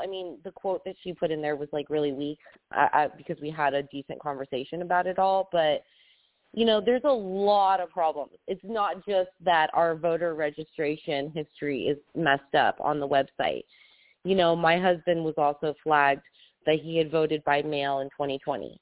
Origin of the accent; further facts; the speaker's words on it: United States; leave this state, my hometown